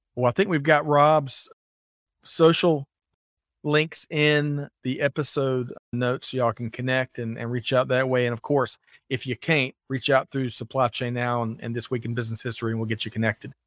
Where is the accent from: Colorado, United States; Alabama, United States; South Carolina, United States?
South Carolina, United States; Aiken; I grew up in Aiken, South Carolina